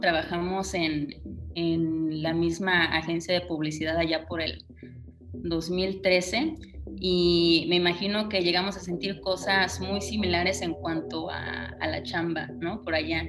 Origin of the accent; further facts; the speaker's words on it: Tampico, Tamaulipas, Mexico; moved away as an adult; also born or lived in Mexico City; yo me mudé de Tampico, de donde yo nací